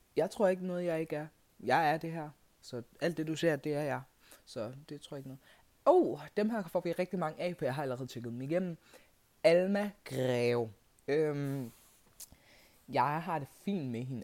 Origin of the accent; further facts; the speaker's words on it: Kenya; now in Denmark; Jeg er fra Kenya.